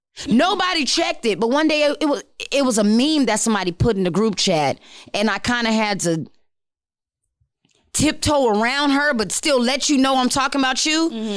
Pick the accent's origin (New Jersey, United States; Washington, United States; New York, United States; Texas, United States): Texas, United States; El Paso; also born or lived in Maryland; I'm from El Paso, if y'all don't know. I'm from El Paso. I migrated to Maryland because half my family is from both. And then I moved here.